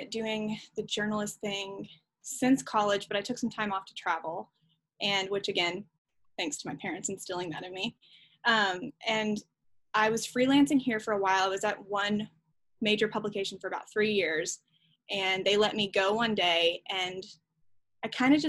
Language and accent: English; Franklin, Tennessee, United States; moved here to Franklin, Tennessee when I was about 12. My dad started working for labels here. So I grew up in Franklin, which, you know, it's rare to meet people who've been here for 20 plus years.